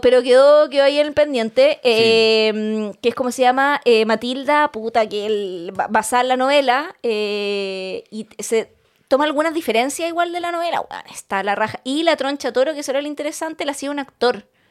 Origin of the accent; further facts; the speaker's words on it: Chile; nosotros somos de Colombia, Chile, Latinoamérica